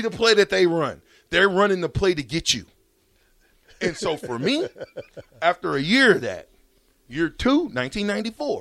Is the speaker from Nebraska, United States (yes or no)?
yes; Omaha, Nebraska, United States; I came from Omaha South High School Projects